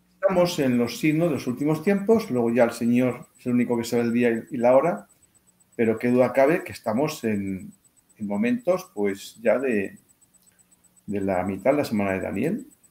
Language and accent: Spanish; Spain; mi país